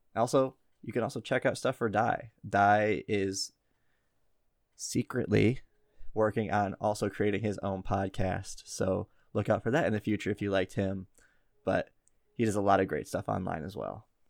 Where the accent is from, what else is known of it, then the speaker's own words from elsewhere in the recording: Midwest, United States; accent: Midwestern; our dumb Midwestern accents